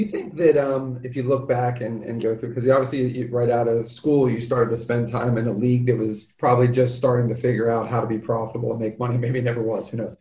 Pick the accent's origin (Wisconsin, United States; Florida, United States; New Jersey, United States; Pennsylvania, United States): Pennsylvania, United States; I grew up in Pennsylvania